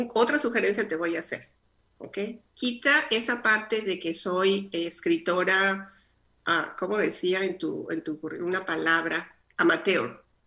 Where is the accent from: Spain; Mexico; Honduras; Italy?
Mexico; Coahuila; accent: norteña; moved away; also born or lived in Chihuahua / Sonora; Yo crecí nací en Chihuahua, crecí en Coahuila, viví en Sonora.